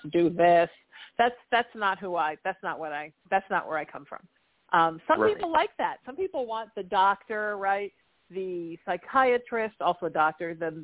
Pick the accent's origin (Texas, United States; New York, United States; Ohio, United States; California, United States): California, United States; Huntington Beach; I grew up in Huntington